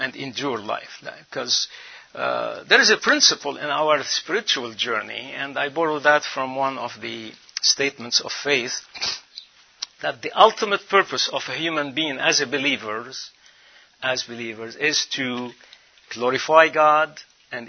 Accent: Lebanon; moved away; spend 3-4 months every year in my home country, Lebanon, the land of the cedars

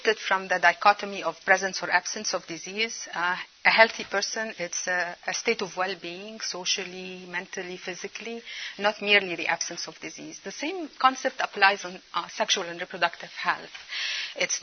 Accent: Egypt; now in United States; Cairo, Egypt. That's my home country, my native country

